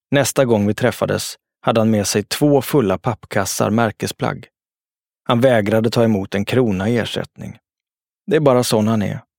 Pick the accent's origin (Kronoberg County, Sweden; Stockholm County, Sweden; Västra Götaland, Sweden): Stockholm County, Sweden; Jordbro; Någonting sånt hade jag själv haft nytta av när jag växte upp i Jordbro.